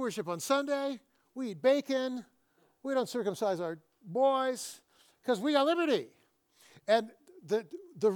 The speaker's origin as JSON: {"language": "English", "town": "Fresno", "region": "California", "country": "United States", "tie": "born or raised there", "said": "I grew up in Fresno"}